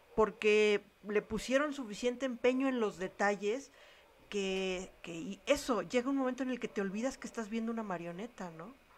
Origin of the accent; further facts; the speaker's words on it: Mexico; como mexicanos